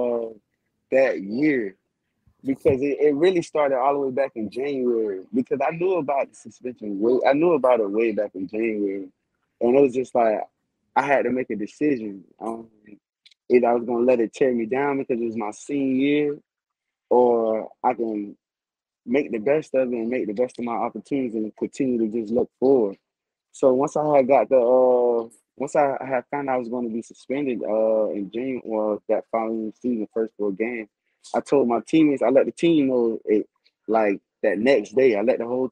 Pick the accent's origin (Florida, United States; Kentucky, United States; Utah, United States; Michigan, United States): Florida, United States; Miami; coming home and playing in my hometown